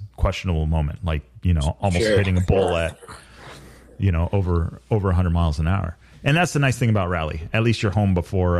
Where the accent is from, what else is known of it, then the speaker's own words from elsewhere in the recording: Baja California, Mexico; Like, growing up in Baja to me and watching these guys ride and watching him ride.